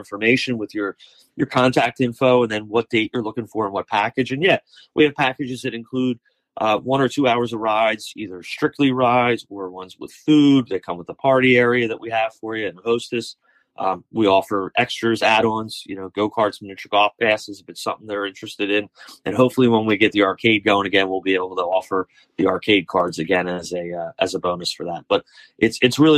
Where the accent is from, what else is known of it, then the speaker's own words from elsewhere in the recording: Somers Point, New Jersey, United States; now in Ocean City, United States; I grew up here at the shore my whole life. I grew up in Summers Point. Now I live in Ocean City